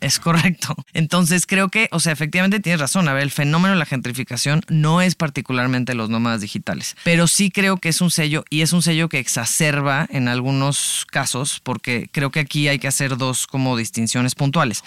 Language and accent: Spanish; San Miguel de Allende, Guanajuato, Mexico; now in Mexico City, Mexico; yo soy de San Miguel de Allende, Guanajuato